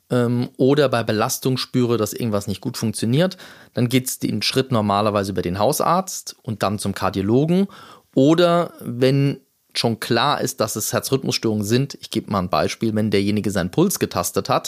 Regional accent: Munich, Bavaria, Germany; now in Essen, Germany; ich bin ja aus München nach Essen gekommen

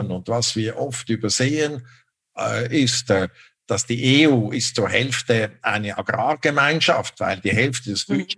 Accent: Switzerland; Ich hätte mir das nie erlaubt, äh, als Schweizer Diplomat mich so zu äußern über die Politik des Gaststaates.

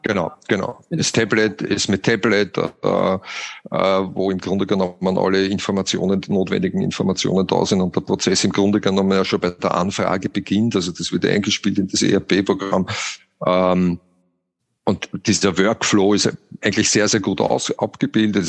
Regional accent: Austria; wie man hört, bin ich ja Österreicher.

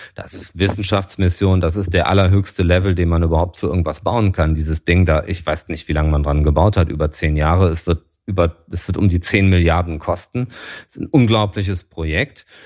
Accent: Düsseldorf, North Rhine-Westphalia, Germany; als Düsseldorfer

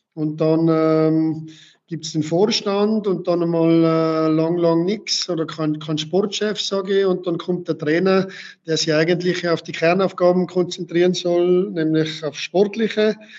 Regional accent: Tyrol, Austria; moved away as an adult; now in Waltenschwil, Switzerland; nach Tirol zurückzugehen, in meine Heimat

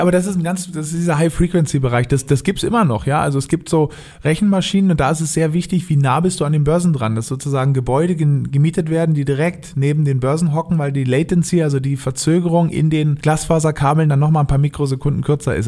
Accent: Berlin, Germany; moved away; also born or lived in Norderney, Lower Saxony; Bin ursprünglich Berliner, aufgewachsen in Berlin äh, und auf Norderney, das liegt in Ostfriesland

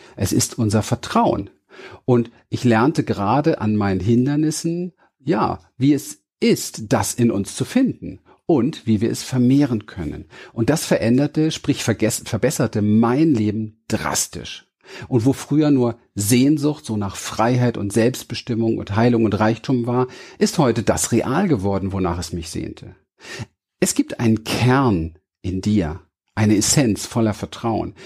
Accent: Berlin, Germany; Ich bin in Berlin aufgewachsen, im Hinterhof von Wedding geboren

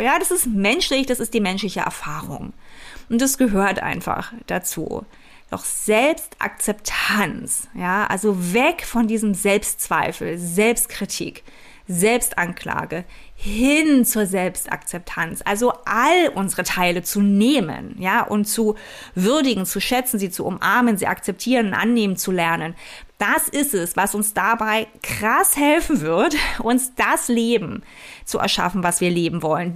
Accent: East Germany, Germany; ich bin in der DDR aufgewachsen

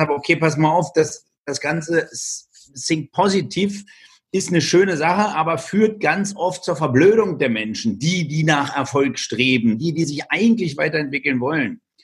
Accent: Germany; bei uns in Deutschland

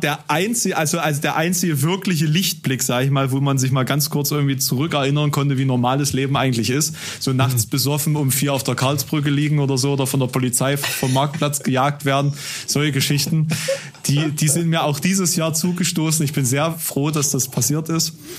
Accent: a village near Halle, Saxony-Anhalt, Germany; born or raised there; now in Halle, Germany

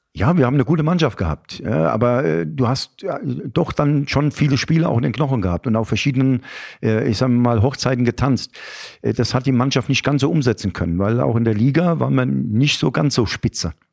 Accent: Aschaffenburg, Bavaria, Germany; Ich bin zwar in Aschaffenburg geboren

